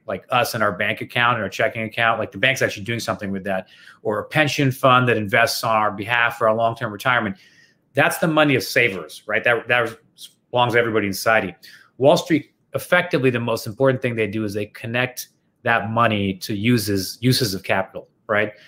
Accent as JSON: {"language": "English", "town": "Toronto", "region": "Ontario", "country": "Canada", "said": "I'm from Toronto"}